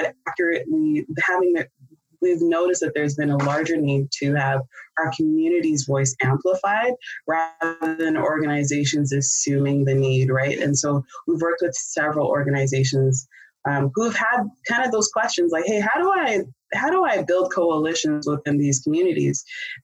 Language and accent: English; Canada; now in United States; I'm originally from Canada